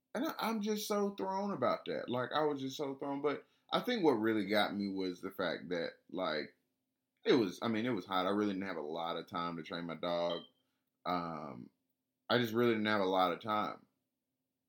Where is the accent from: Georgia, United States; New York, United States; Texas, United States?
Georgia, United States; Atlanta; I'm from Atlanta